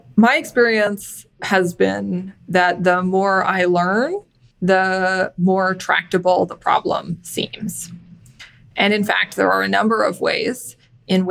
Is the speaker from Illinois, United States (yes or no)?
no; San Francisco Bay Area, California, United States; moved away as an adult; also born or lived in Washington, D.C.; I'm originally from the San Francisco Bay Area